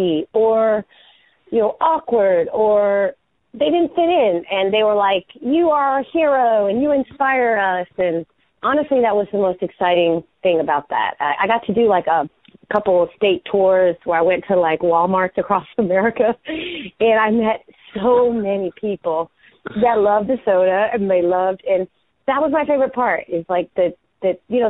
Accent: United States; my hometown people, Carolina people

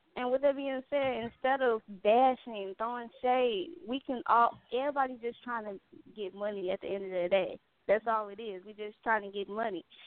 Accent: Gary, Indiana, United States; her and I, we are both from Gary, Indiana

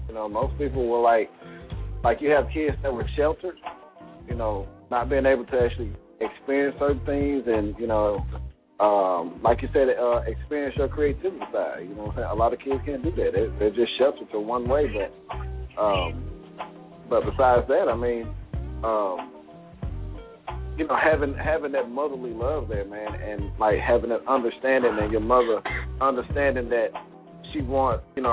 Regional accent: the South, United States; I'm from the South

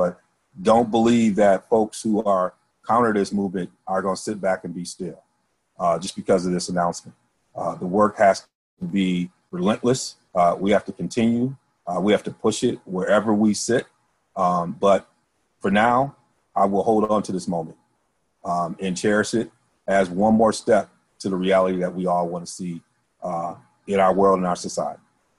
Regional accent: Midwest, United States; I was from the Midwest.

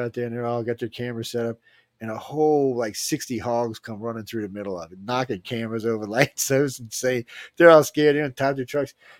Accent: New Orleans, Louisiana, United States; accent: coon ass; I'm from New Orleans

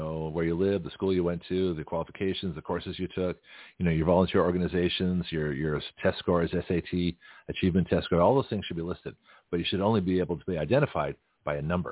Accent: Canada; now in United States; I'm a Canadian American. I was born in Canada

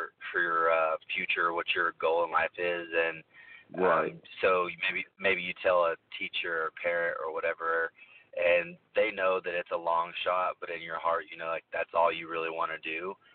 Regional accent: Amarillo, Texas, United States; also born or lived in Oklahoma, United States; now in Dallas, United States; I'm always been from Texas, though. I am from Amarillo, Texas, born and raised. So my parents actually moved to Oklahoma whenever I was a little younger, which took me there.

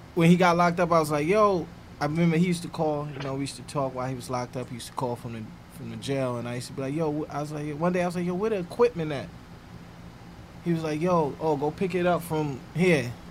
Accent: New York City, New York, United States; From Harlem World. Mm-hmm. Um, yeah. Grew up in Harlem

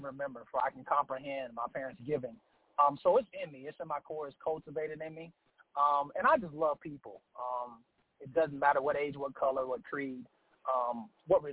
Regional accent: Charlotte, North Carolina, United States; also born or lived in Aiken, South Carolina; I'm from Charlotte, North Carolina, a youth pastor at Family Life Worship Center in Aiken, South Carolina

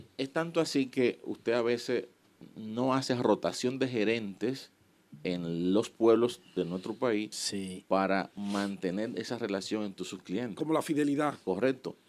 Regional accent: Miches, El Seibo, Dominican Republic; yo nací en Miches

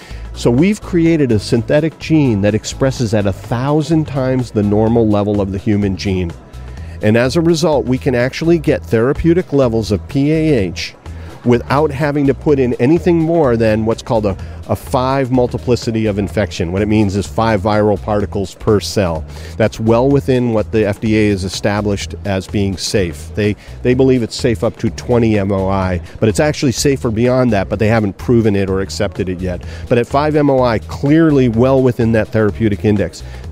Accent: California, United States; because I come from Silicon Valley

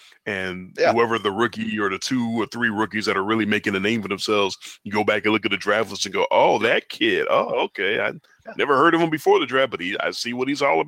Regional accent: Tennessee, United States; My home state Titans

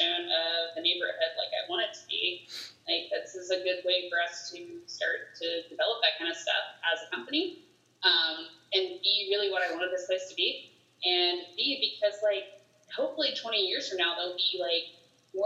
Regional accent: Charlotte, North Carolina, United States; I grew up in Charlotte

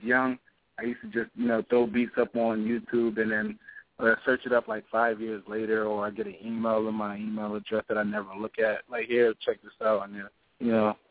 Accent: Hartford County, Connecticut, United States; I'm from Connecticut, the Hartford County area

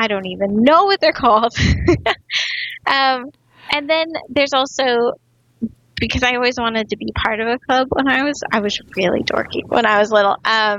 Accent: North Dakota, United States; moved away as an adult; also born or lived in Silicon Valley; So I grew up in North Dakota

